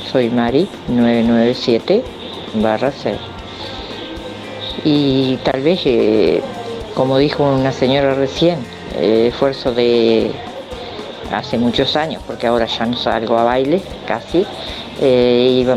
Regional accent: Colonia, Uruguay; Sabés que yo no soy de acá, soy de Semillero Nacional La Estanzuela.

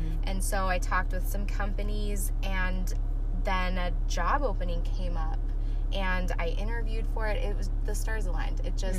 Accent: Gilbert, Arizona, United States; moved away as an adult; also born or lived in Omaha, Nebraska; now in Tucson, United States; From Arizona, Gilbert.

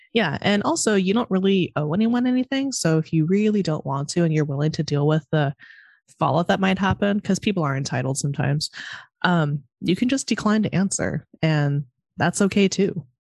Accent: Monterey, California, United States; now in Chicago, United States; I'm from Monterey, California.

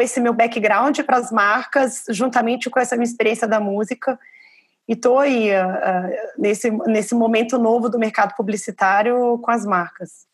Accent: Belo Horizonte, Minas Gerais, Brazil; now in São Paulo, Brazil; eu estou privilegiado de estar em São Paulo, mas eu sou de Belo Horizonte

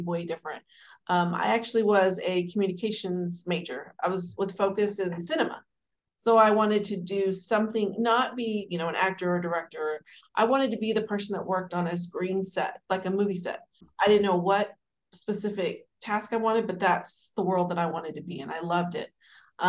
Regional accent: Dallas, Texas, United States; I am a native Dallas, Texas, born and raised, you know, lived in the area my whole life

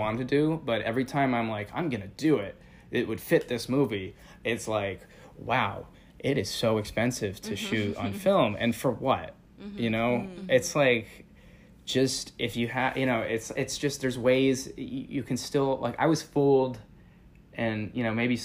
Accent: Northeast tri-state area, United States; born and raised in the Northeast tri-state area.

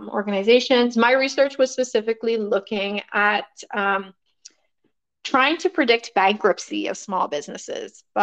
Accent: Nassau, New Providence, Bahamas; moved away as an adult; also born or lived in Montreal, Canada; I was born and raised in Nassau, Bahamas. So I spent all of my elementary and high school there, and then moved to Canada

